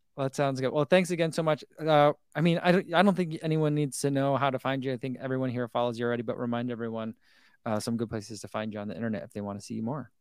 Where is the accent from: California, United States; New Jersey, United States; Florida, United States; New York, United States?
New Jersey, United States; Eatontown; moved away; I grew up in Eaton Town, which is, like, the next town over